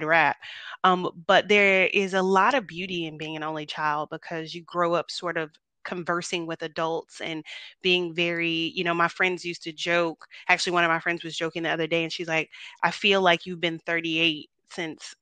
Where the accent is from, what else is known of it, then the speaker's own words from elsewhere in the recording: Tampa, Florida, United States; moved away as an adult; now in Dallas, United States; I'm from Tampa originally